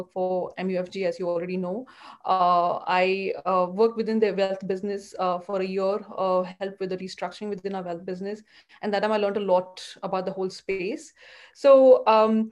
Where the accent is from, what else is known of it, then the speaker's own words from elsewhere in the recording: India; moved away as an adult; also born or lived in Mumbai, Maharashtra / Bangalore, Karnataka; now in United States; I grew up in India. I was born and brought up in Bombay and Bangalore